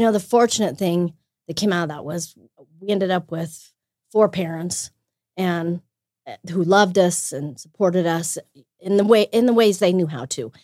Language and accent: English; Wheatland, Wyoming, United States; now in Greeley, United States; I grew up in Wheatland, Wyoming